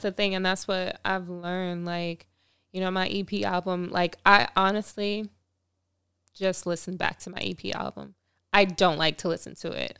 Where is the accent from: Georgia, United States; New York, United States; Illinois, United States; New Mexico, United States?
New York, United States; Long Island; my hometown too, Long Island